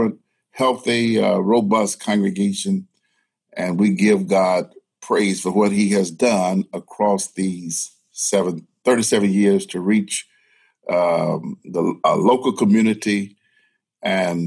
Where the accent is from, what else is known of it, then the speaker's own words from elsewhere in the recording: Arkansas, United States; moved away as an adult; now in Arlington, United States; born and raised in Arkansas, left there at 27 years of age